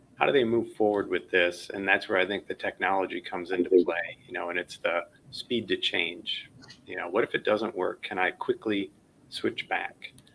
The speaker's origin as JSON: {"language": "English", "town": "Chicago", "region": "Illinois", "country": "United States", "tie": "born or raised there", "said": "I you know grew up in Chicago"}